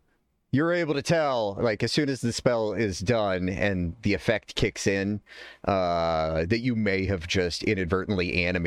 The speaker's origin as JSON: {"language": "English", "country": "United States", "said": "because I'm American."}